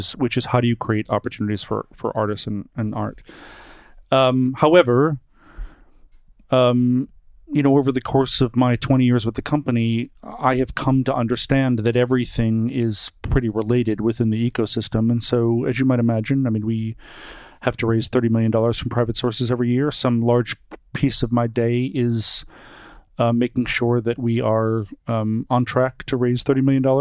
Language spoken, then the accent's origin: English; Brockton, Massachusetts, United States; moved away; I'm from a suburb outside of Boston, about 18 miles south of Boston, called Brockton, Massachusetts.